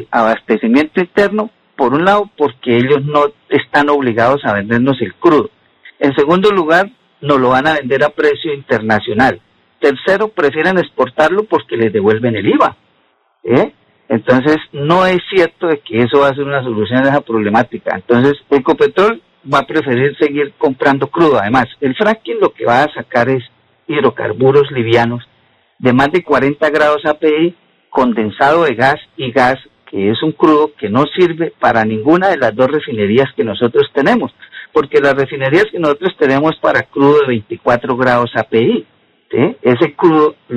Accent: Colombia; Y yo tengo que pensar eso en mi país, porque esto es

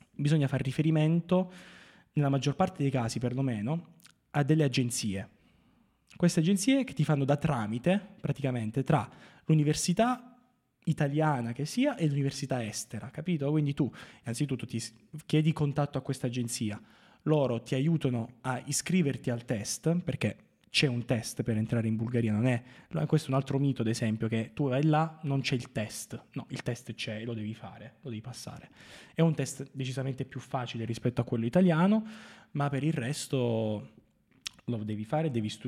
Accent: Marconia, Basilicata, Italy; fare qualcosa di buono anche nella mia terra, che a cui

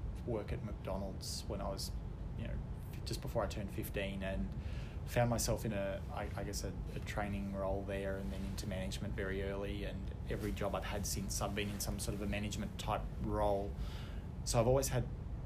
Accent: Canberra, Australian Capital Territory, Australia; I grew up in Canberra

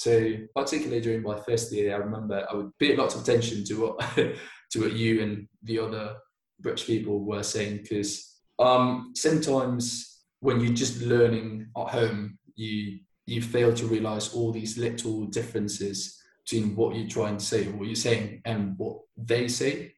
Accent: Bilbao, Basque Country, Spain; English is a second language; moved away as an adult; also born or lived in Manchester; now in Barcelona, Spain; I'm originally from Bilbao. It's a um, it's a city in northern Spain in the Basque Country, and I lived there until I was 18

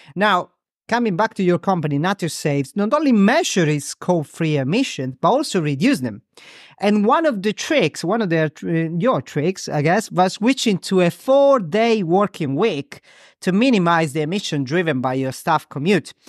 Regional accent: Crotone, Calabria, Italy; now in Ramsgate, United Kingdom; Crotone, my hometown, which is very close to Greece. Right, um, south of Italy

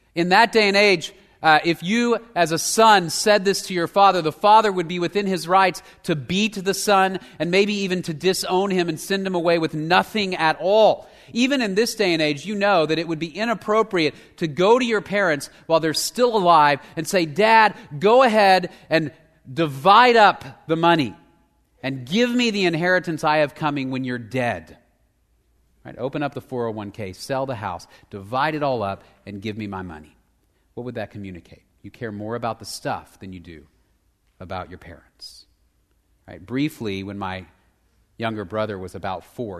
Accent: Dallas, Texas, United States; I grew up in Dallas

